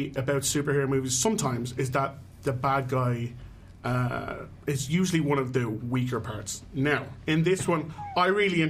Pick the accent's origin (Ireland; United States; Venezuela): Ireland; We did already say I am from Ireland.